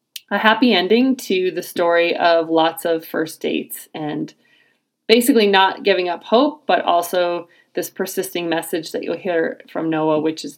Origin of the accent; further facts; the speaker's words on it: Nebraska, United States; my home state of Nebraska